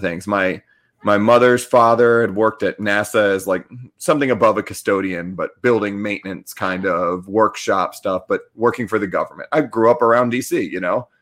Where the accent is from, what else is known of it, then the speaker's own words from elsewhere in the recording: Annapolis, Maryland, United States; like, right outside the Naval Academy